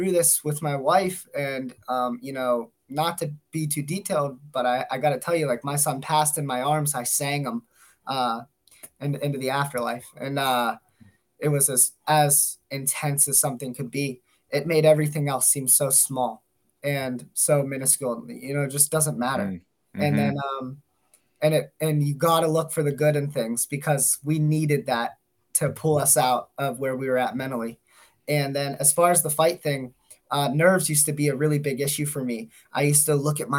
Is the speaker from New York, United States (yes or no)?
no; Dormont, Pennsylvania, United States; moved away as an adult; also born or lived in Pittsburgh, Pennsylvania; now in Erie, United States; Being from Pittsburgh originally, I grew up in Dormont.